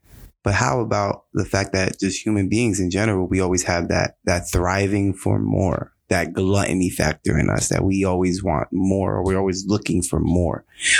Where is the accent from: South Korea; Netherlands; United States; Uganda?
United States; New Jersey; I'm from Jersey.